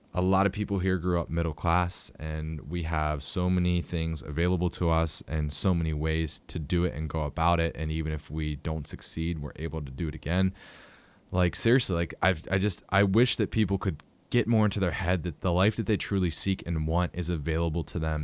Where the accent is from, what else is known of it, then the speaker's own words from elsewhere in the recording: Pittsburgh, Pennsylvania, United States; I'm from Pittsburgh